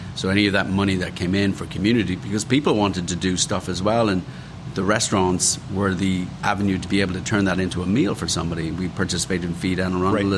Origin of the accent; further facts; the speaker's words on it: Dublin, Leinster, Ireland; moved away as an adult; also born or lived in London / Washington, D.C.; now in United States; I grew up in Ireland, obviously in Dublin.